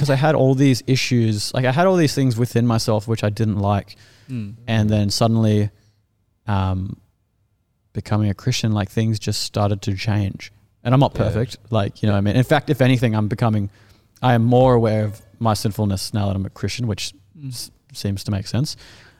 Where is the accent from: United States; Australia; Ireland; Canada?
Australia; As an Australian, I find it very uncomfortable.